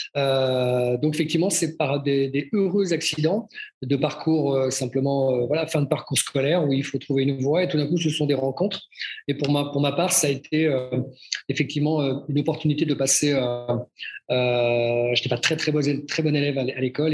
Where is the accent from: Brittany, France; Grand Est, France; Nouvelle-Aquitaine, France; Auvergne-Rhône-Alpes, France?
Brittany, France; also born or lived in Nantes; now in Switzerland; je suis breton, dans la région de, le, tronc commun, dans la région ouest